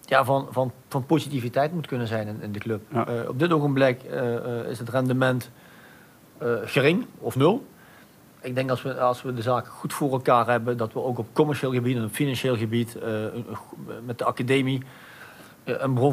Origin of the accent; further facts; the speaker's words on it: Maastricht, Limburg, Netherlands; Ik ben echt Maastrichtenaar. Ik ben trots op de stad. Ik ben trots erop om Maastrichtenaar te zijn.